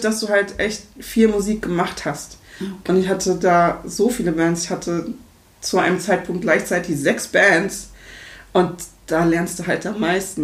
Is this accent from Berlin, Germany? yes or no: yes; Berlin, Germany; moved away as an adult; also born or lived in Freiburg; Ich komme aus Berlin ursprünglich